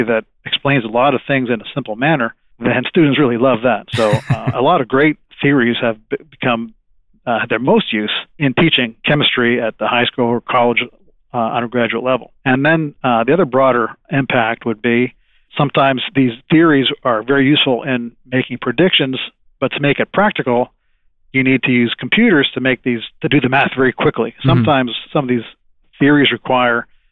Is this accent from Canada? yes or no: yes; Toronto, Ontario, Canada; moved away as an adult; also born or lived in Hamilton, Ontario / Texas / New Mexico; now in Tennessee, United States; I was born in Toronto, and I went to school. My college education was at McMaster University on Lake Ontario